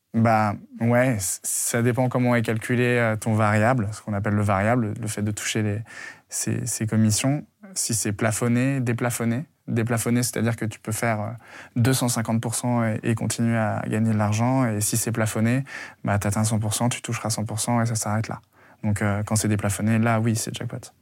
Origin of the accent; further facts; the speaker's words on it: Lyon, Auvergne-Rhône-Alpes, France; je viens de la province, je viens de Lyon